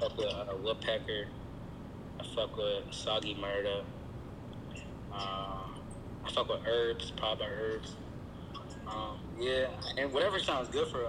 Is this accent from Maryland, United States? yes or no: yes; Silver Spring, Maryland, United States; I'm from Silver Spring, Maryland